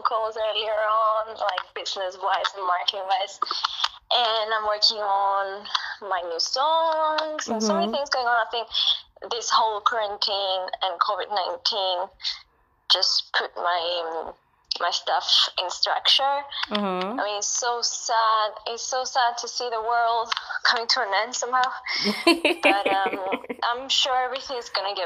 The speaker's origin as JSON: {"language": "English", "country": "Cyprus", "moved": "yes", "lives_now": "London, United Kingdom", "said": "I live in London, UK. I'm originally from Cyprus"}